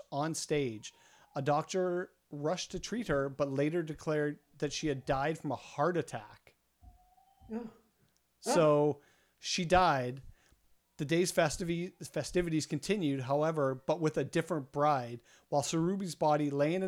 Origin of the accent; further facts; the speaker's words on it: Winnipeg, Manitoba, Canada; We're from Winnipeg.